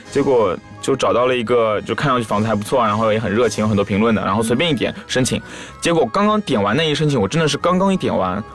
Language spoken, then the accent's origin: Chinese; China; also born or lived in Thailand; 我是中国来了，留学生